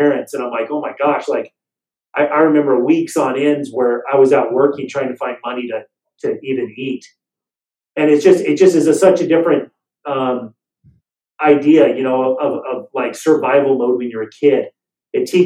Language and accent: English; Las Vegas, Nevada, United States; moved away; I grew up in Las Vegas, Nevada, and from the time I was about 4 or 5 years old or so, I moved to Las Vegas